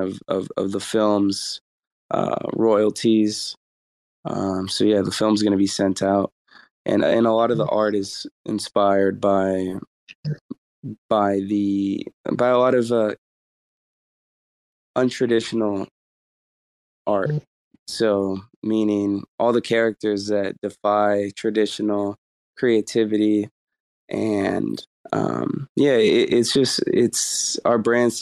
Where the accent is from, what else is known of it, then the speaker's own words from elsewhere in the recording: San Francisco Bay Area, California, United States; I'm from the Bay Area